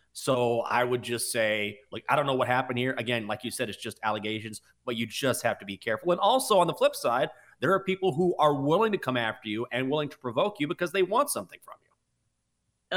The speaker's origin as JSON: {"language": "English", "town": "Washington", "region": "District of Columbia", "country": "United States", "said": "It's my hometown team. or my home city team, Washington"}